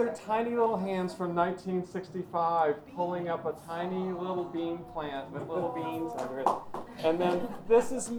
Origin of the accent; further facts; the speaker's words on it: Knoxville, Tennessee, United States; moved away; I was raised in Tennessee